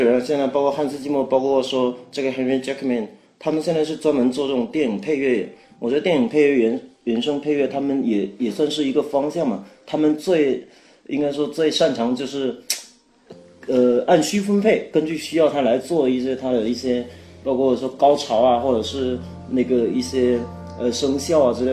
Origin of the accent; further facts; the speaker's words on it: Fujian, China; 我是福建人，我是闽南人